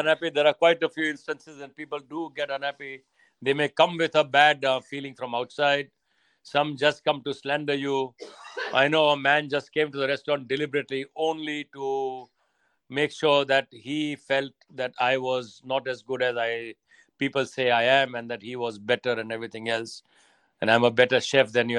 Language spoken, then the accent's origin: English; India; now in United Kingdom; Growing up in India is very different to growing up in Britain, I would imagine you know here people like to be to beat or uh, by themselves whereas in india everybody is interfering in your life sometimes it's too much but they're all over you all the time and I, we yeah. grew up in that environment